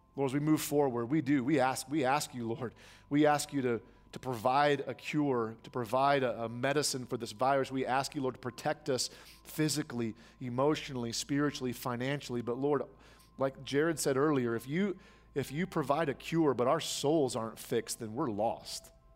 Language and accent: English; United States; as American church attenders